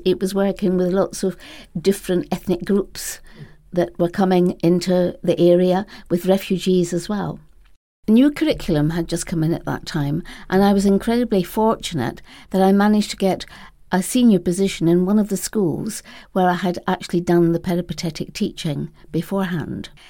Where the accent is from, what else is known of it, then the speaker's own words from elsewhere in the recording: Edinburgh, Scotland, United Kingdom; moved away as an adult; also born or lived in London / Spain; I first started teaching in Edinburgh, my hometown.